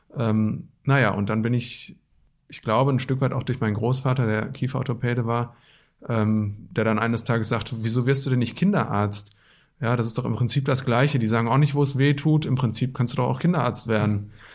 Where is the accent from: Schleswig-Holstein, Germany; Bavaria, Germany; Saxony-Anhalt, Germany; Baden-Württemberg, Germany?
Baden-Württemberg, Germany; Black Forest; moved away as an adult; also born or lived in Wetter an der Ruhr, North Rhine-Westphalia / Witten, North Rhine-Westphalia; geboren im Ruhrgebiet, aber aufgewachsen im Schwarzwald